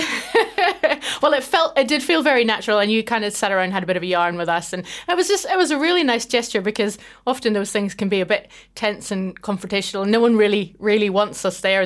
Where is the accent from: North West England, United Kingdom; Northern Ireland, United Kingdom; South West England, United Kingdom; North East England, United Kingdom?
Northern Ireland, United Kingdom; just outside Belfast; moved away as an adult; also born or lived in Scotland; now in New Zealand; I grew up just outside Belfast